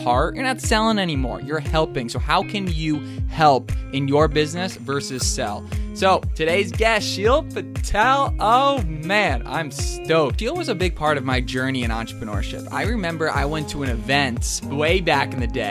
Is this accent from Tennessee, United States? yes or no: no; Albany, New York, United States; out here in my hometown of Albany, New York